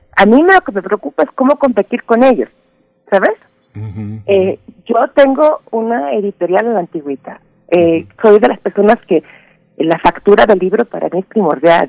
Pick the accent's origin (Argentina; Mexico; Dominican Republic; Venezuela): Mexico; yo soy mexicana